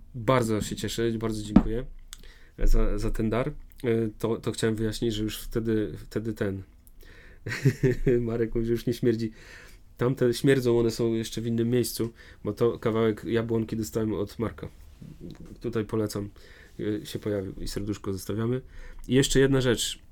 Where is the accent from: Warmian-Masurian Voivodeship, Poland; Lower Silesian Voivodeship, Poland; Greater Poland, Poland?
Warmian-Masurian Voivodeship, Poland; moved away; pochodzę z Mazur